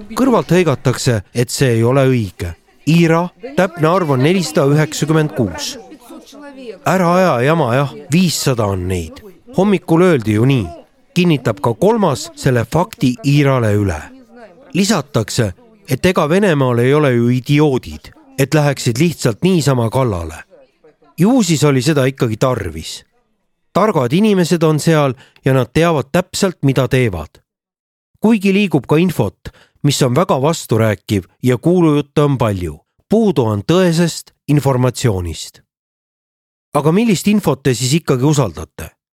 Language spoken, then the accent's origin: Estonian; Narva-Jõesuu, Ida-Viru County, Estonia; now in Tallinn, Estonia; olen siitkandist pärit